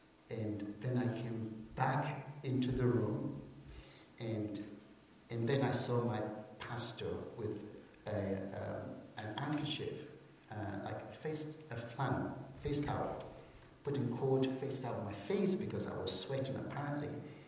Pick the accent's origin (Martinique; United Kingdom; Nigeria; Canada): United Kingdom; England; I'm a missionary from England.